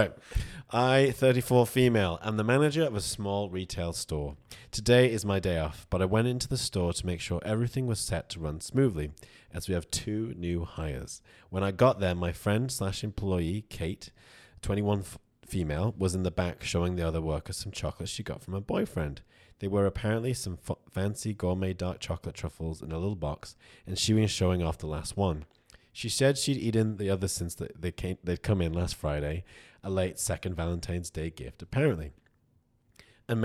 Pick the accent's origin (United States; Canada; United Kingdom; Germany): United Kingdom; No, I'm British.